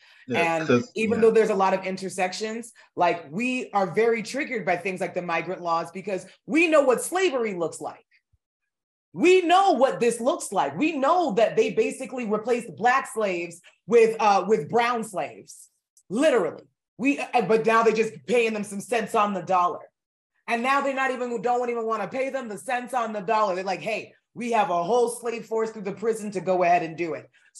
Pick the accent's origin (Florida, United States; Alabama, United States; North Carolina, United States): Florida, United States; And I'm from Florida.